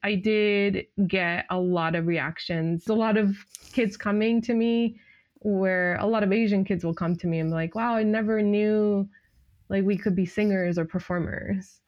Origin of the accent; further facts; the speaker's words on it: Japan; now in United States; growing up in Japan